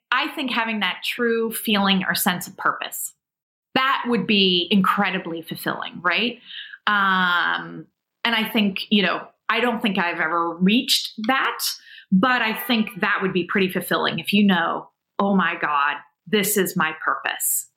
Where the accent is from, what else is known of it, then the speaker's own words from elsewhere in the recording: South Africa; being South African